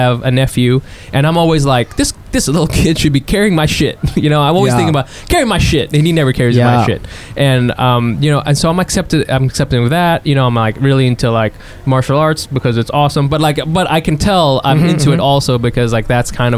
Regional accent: Texas, United States; I'm from Texas, so as a Texan

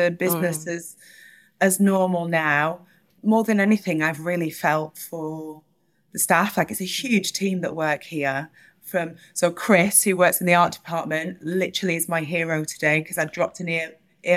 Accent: Burnley, North West England, United Kingdom; I grew up in Burnley in Northwest England

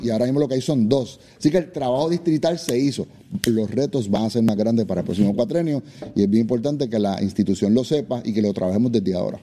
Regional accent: Dorado, Puerto Rico; Yo soy de Dorado

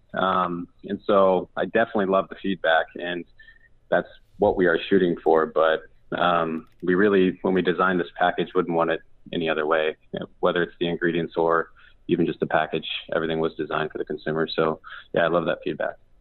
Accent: Pacific Northwest, United States; both Aaron and I grew up in the Pacific Northwest

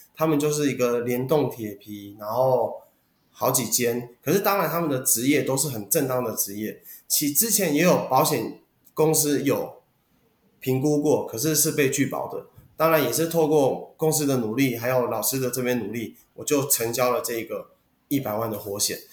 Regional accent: Taoyuan, Taiwan; moved away as an adult; now in Tainan, Taiwan; 其实我是桃园人，如果我要销售保单，我会回桃园是最快的

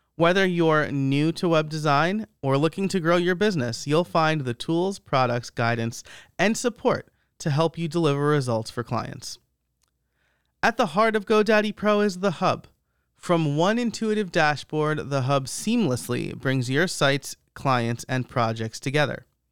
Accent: New York, United States; I'm from the Northeast. I grew up in New York

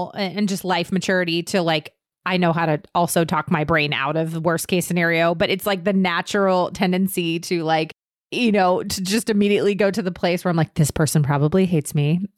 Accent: Northern Virginia, United States; I grew up in Northern Virginia

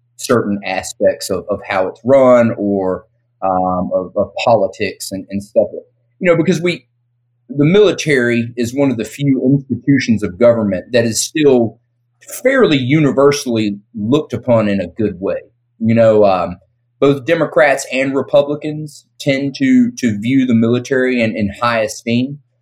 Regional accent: the South, United States; I grew up in the South

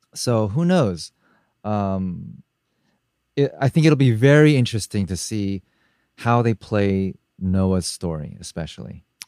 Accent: United States; as a Asian American growing up in America

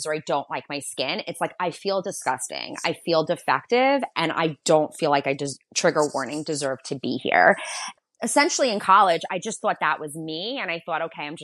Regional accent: Long Island, New York, United States; I'm from Long Island. I'm from New York

